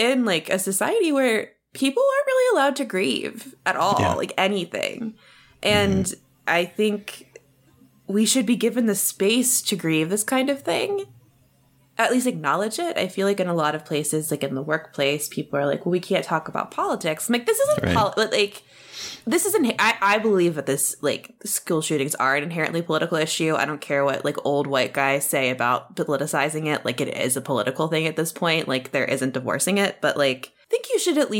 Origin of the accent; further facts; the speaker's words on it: Annapolis, Maryland, United States; also born or lived in Chicago; I lost someone I knew in a mass shooting in Annapolis when someone shot up the Capitol Gazette. That was my hometown newspaper